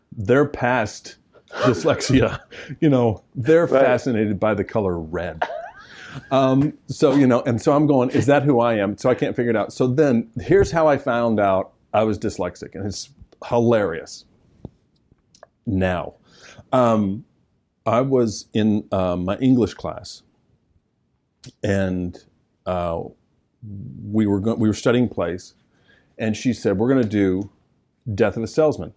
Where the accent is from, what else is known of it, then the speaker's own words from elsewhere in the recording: the South, United States; I'm from the South